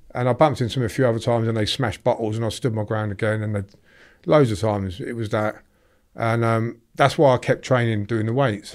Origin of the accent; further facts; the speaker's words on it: Draughton, East Midlands, United Kingdom; I grew up in a little, uh, village in Northamptonshire called Drawton